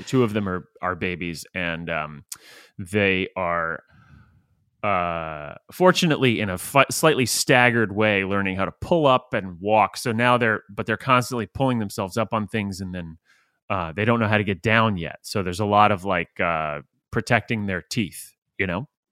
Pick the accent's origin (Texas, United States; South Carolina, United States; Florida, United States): Florida, United States; St. Petersburg; I grew up in Saint Petersburg, Florida